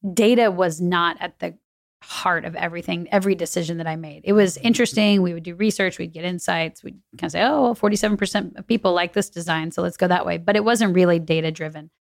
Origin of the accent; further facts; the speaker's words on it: New Braunfels, Texas, United States; also born or lived in Chicago; now in Austin, United States; grew up in New Braunfels, which is about an hour away